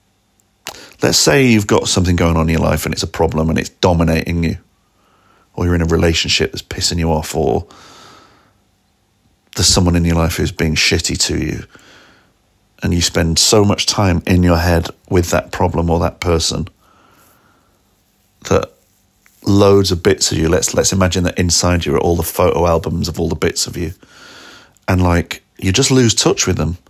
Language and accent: English; Manchester, North West England, United Kingdom; moved away as an adult; also born or lived in Rochdale; my hometown, Manchester, which I was born in Rochdale. And then but from 6 months till the age of 25, I've lived in a couple of various bits of Manchester.